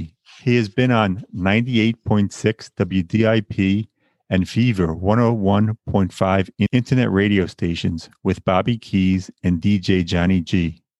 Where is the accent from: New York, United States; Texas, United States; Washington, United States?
New York, United States; Long Island; also born or lived in Bay Ridge, Brooklyn; I am not Asian, born and raised in Long Island, New York, a place I always wanted to leave.